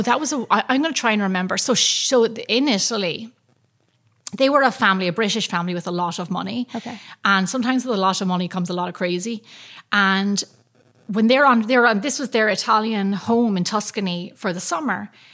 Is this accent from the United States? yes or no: no; Ireland; I'm from Ireland, and that's like that's my thing.